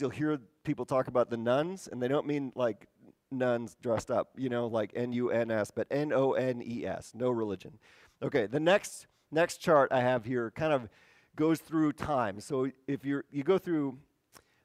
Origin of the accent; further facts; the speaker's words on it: Wisconsin, United States; moved away; I'm from Wisconsin.